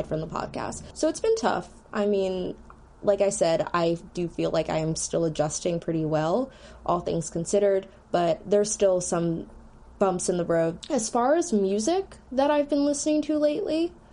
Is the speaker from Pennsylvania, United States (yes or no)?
yes; Philadelphia, Pennsylvania, United States; I'm also from Philly